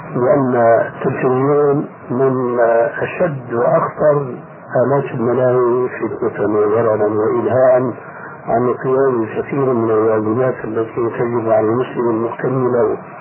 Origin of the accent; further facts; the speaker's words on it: Egypt; عندنا في مصر